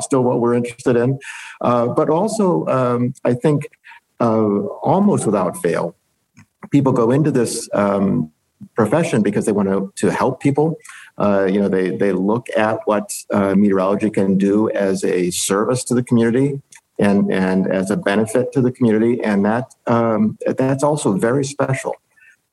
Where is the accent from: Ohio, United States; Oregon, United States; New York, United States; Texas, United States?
Ohio, United States; I grew up in the Midwest in Ohio